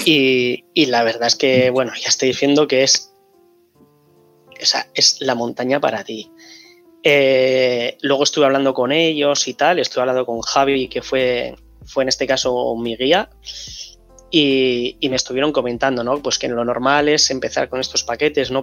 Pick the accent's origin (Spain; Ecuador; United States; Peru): Spain; Bilbao, Basque Country; soy de Bilbao